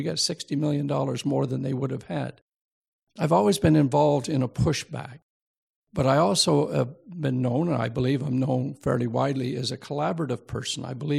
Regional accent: New Brunswick, Canada; now in Hamilton, Canada; I came from New Brunswick and I didn't get the education I should have.

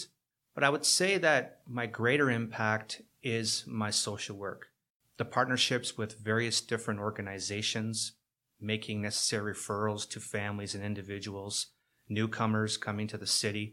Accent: Hamilton, Ontario, Canada; born and raised in Hamilton

